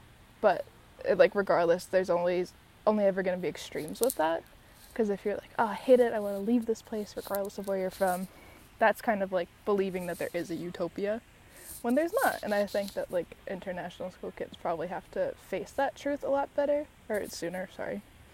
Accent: San Diego, California, United States; even though I'm from San Diego, never in my life have I ever had this

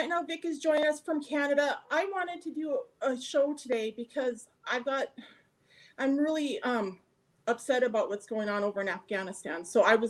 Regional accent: Montana, United States; moved away; My family and friends where I grew up in Montana

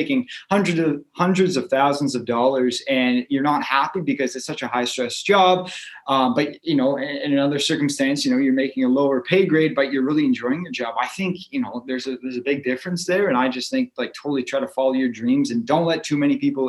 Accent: Calgary, Alberta, Canada; born there; also born or lived in Orangeville / Woodstock; now in Owen Sound, Canada; I was born in Calgary, moved to Orangeville, Woodstock. Now I'm here in Owen Sound.

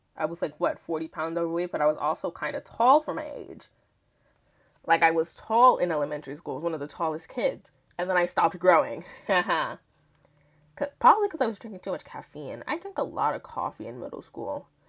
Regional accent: New York City, New York, United States; I'm from Queens, New York, born and raised

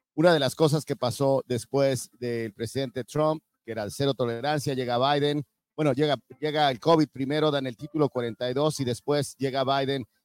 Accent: Mexico; now in United States; yo soy de México, llegué caminando

